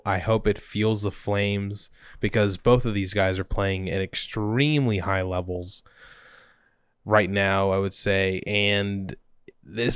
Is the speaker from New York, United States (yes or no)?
no; Orlando, Florida, United States; my hometown of Orlando, Florida.